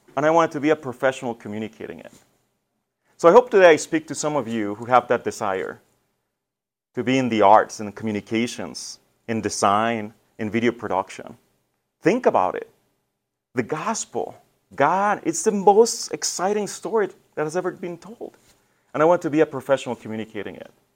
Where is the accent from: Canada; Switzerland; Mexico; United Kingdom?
Mexico; now in Detroit, United States; I was born in Mexico